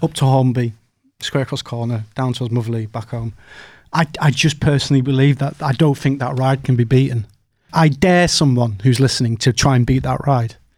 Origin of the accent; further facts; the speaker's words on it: Teesside, North East England, United Kingdom; We're both from Teesside